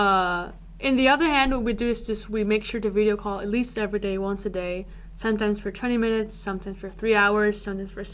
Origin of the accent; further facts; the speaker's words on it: Colombia; moved away as an adult; now in Seoul, South Korea; I'm from Colombia. I also came here for an exchange